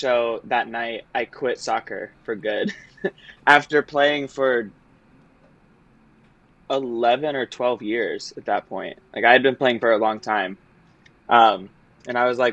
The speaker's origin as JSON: {"language": "English", "region": "Florida", "country": "United States", "tie": "born or raised there", "also_born_or_lived": "Michigan", "moved": "as an adult", "said": "I am originally from Florida and grew up doing sports"}